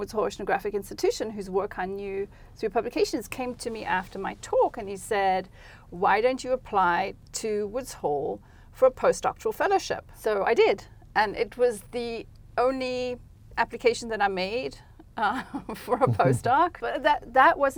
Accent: South Africa; moved away as an adult; now in United States; at the time that I grew up in South Africa

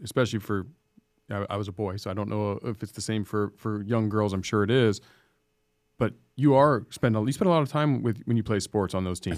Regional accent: San Diego, California, United States; I grew up in Scripps Ranch

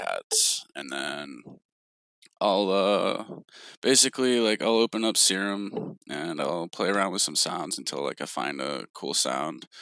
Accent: Knoxville, Tennessee, United States; moved away as an adult; now in Atlanta, United States; I'm originally actually from Knoxville, Tennessee.

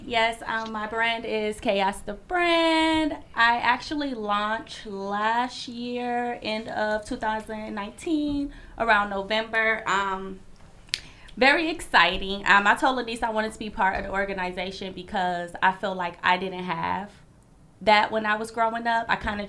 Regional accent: Wisconsin, United States; now in Chicago, United States; I grew up in Wisconsin, then finally moved to Chicago.

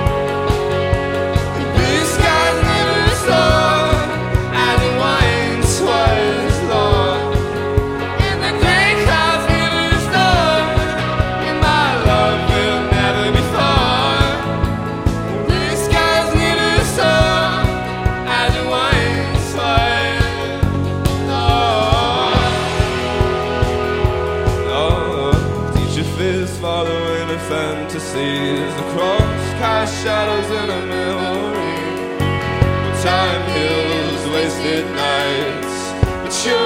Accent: Bowling Green, Kentucky, United States; We're from Bowling Green, Kentucky

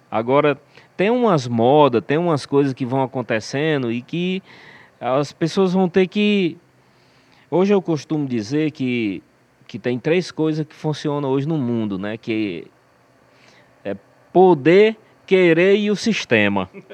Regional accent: Aracati, Ceará, Brazil; Na época a gente era do interior de Aracati

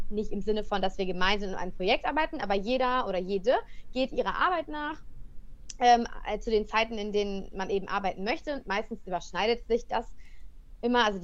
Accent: Cologne, North Rhine-Westphalia, Germany; moved away as an adult; ich ähm, ja, bin, sag ich immer, ein Kölsche Mädchen. Ich komme aus dem Rheinland.

